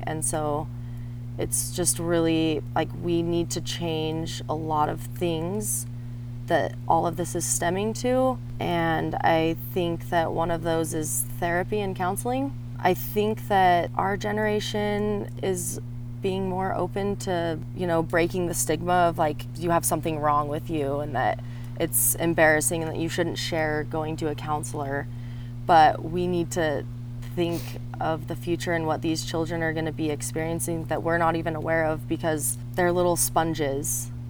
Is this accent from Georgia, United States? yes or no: no; Wyoming, United States; now in Colorado, United States; I am a transplant from Wyoming, so I'm neighboring Colorado